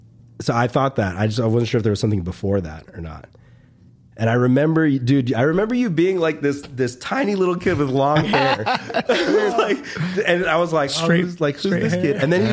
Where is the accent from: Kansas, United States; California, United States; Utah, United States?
California, United States; Riverside; We're from Riverside too.